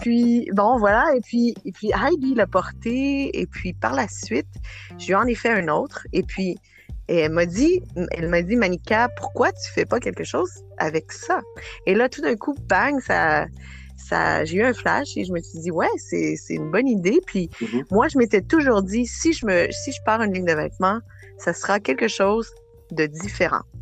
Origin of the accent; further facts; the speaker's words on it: Quebec City, Quebec, Canada; moved away as an adult; also born or lived in Matagami / Port-Cartier / Sept-Îles / Acadia; now in Montreal, Canada; à partir de, de, de l'âge de sept ans, j'ai, j'ai grandi à Québec, euh, la ville de Québec.